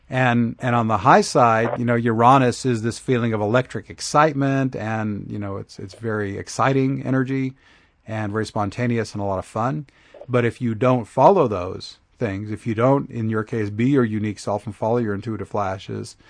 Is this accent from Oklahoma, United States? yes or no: yes; Oklahoma, United States; moved away as an adult; now in Asheville, United States; I grew up in Oklahoma and lived there for 41 years.